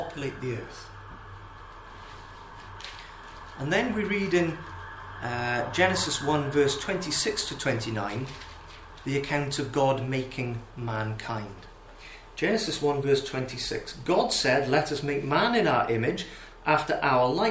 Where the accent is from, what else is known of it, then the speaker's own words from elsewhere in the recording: Wales, United Kingdom; as a Welshman